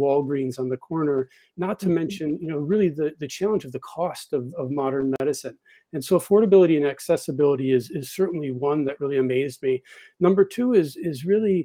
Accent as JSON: {"language": "English", "region": "Wisconsin", "country": "United States", "tie": "born or raised there", "said": "I grew up in Wisconsin in a small river, fishing and nonstop outdoors"}